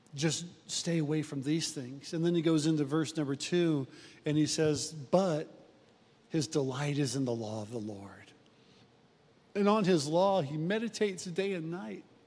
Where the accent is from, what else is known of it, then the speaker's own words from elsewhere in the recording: Omaha, Nebraska, United States; Jenny and I grew up in South Omaha